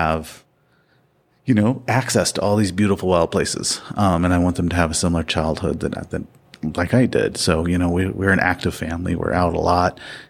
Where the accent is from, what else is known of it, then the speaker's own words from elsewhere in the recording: Missouri, United States; I grew up not here in the West, but back in the Midwest, in the Ozarks, Missouri Ozarks.